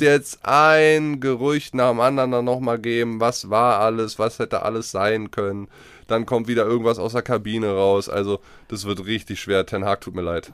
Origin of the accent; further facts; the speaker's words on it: Germany; wir Deutschen